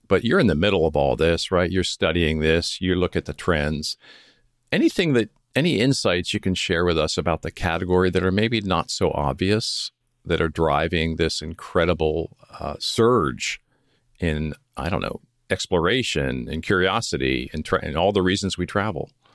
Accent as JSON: {"language": "English", "town": "Philadelphia", "region": "Pennsylvania", "country": "United States", "tie": "born or raised there", "also_born_or_lived": "Coronado, California", "moved": "as an adult", "said": "I grew up near Philadelphia"}